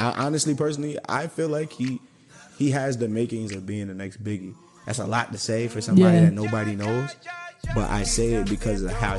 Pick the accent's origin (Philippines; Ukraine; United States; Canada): United States; New York; moved away; also born or lived in Georgia; me and Seth, we both lived in Georgia as well. We grew up in New York, but we both lived in Georgia.